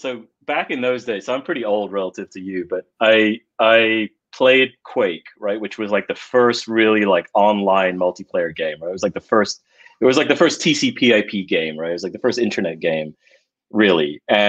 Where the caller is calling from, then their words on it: California, United States; I am in Marin County, north of San Francisco.